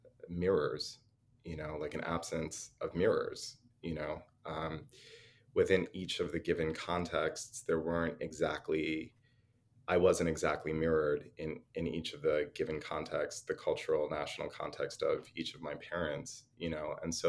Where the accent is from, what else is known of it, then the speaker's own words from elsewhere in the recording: United States; And so I am US American. I, like everybody here, am being breastfed on US American racism.